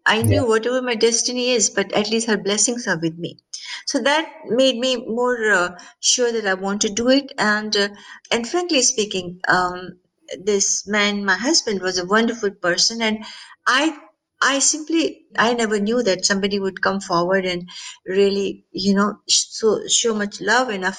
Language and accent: English; India; also born or lived in Pennsylvania; now in California, United States; I was born in India.